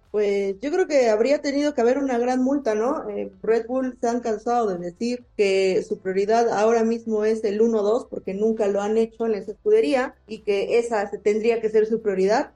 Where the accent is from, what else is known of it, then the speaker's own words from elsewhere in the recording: Mexico; cómo somos los mexicanos